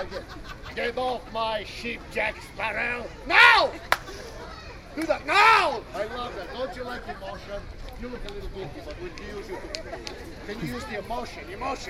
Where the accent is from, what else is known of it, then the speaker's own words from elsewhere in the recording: Romania; also born or lived in Ohio; now in Florida, United States; You see, I'm from Ohio originally, too. Well, originally I'm from Romania, but when Hitler attacked Poland, we moved here. So we live in Ohio, too, see?